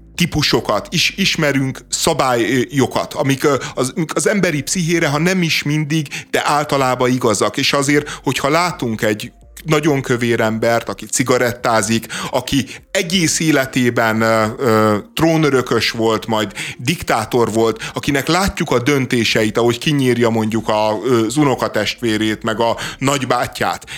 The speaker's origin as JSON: {"language": "Hungarian", "region": "Budapest", "country": "Hungary"}